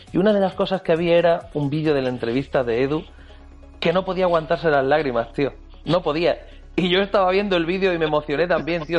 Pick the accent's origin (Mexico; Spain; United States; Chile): Spain; nosotros somos españoles